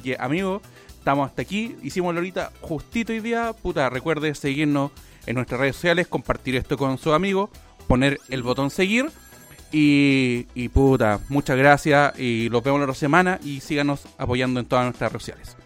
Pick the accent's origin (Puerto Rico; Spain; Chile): Chile; Yo soy más chileno que mear en la calle